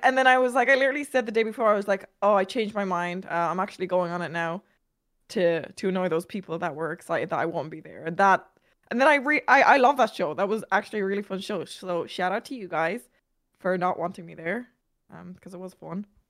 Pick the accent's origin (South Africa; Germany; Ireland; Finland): Ireland; I'm Irish.